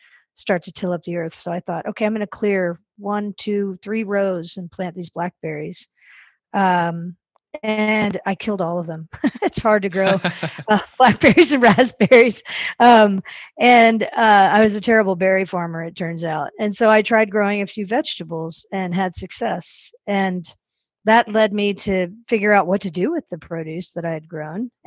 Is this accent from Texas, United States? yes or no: yes; Dallas, Texas, United States; I grew up in Dallas